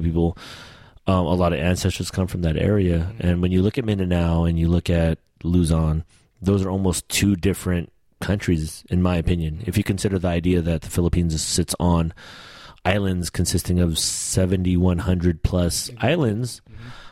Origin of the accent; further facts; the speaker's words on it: United States; I'm Filipino American